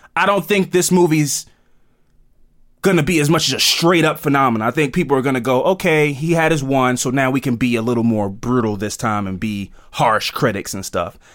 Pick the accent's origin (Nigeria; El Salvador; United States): United States; accent: American; We're from America